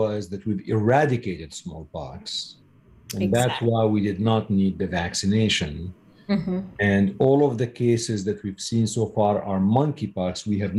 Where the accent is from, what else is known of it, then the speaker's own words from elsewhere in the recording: Syria; moved away; I was born in Syria.